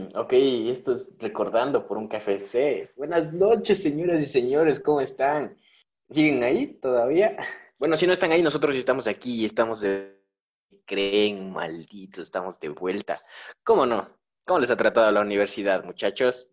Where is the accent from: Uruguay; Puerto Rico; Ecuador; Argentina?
Ecuador; somos ecuatorianos ya